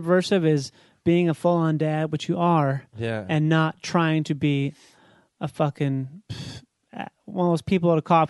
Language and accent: English; Rochester, Minnesota, United States